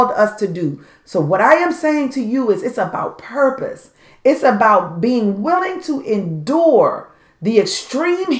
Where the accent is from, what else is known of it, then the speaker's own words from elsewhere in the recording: Washington, District of Columbia, United States; growing up in Southeast Washington, D.C.